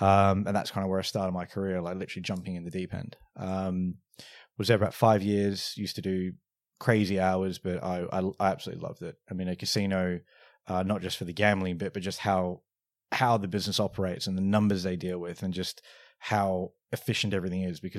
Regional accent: Australia; moved away; also born or lived in London, United Kingdom; I'm originally from Australia, the accent comes and goes. Moved from the UK, moved from Australia to the UK in 2010.

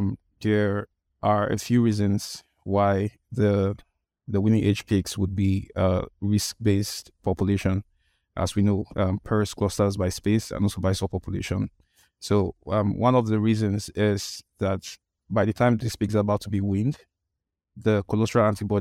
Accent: Nigeria; English is a second language; I'm a vet. I'm from Nigeria. Nigeria is in West Africa.

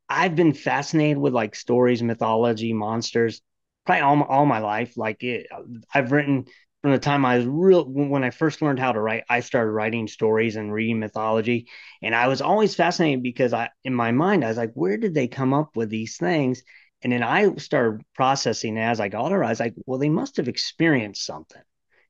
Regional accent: Ohio, United States; moved away as an adult; also born or lived in Florida; now in Maryland, United States; I grew up in Ohio

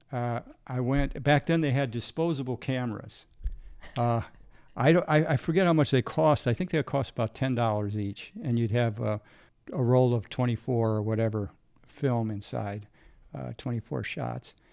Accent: United States; growing up in America

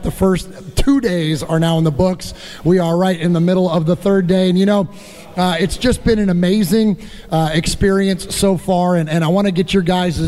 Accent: San Jose, California, United States; now in Nashville, United States; I'm originally from the Bay Area. Mosh and I are both originally from San Jose. We live now here just outside of Nashville

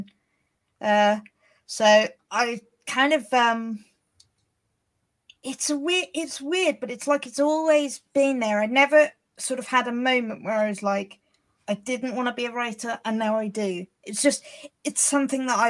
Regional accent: Hampshire, South East England, United Kingdom; I'm from Hampshire in England

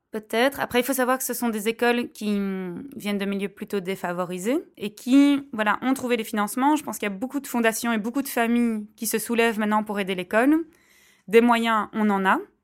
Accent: Belgium; je suis belge. En tant que belge

